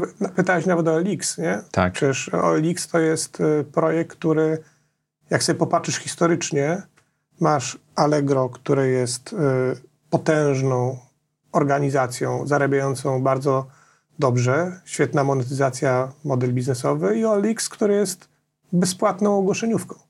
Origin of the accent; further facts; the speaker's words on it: Nowy Sącz, Lesser Poland, Poland; jestem z Nowego Sącza